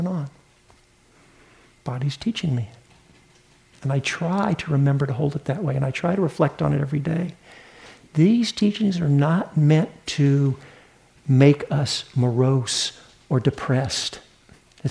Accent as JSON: {"language": "English", "area": "the South", "region": "Southern United States", "country": "United States", "accent": "Southern", "moved": "yes", "said": "I didn't grow up in New England. I'm a Southern boy. Maybe you can hear that in my accent"}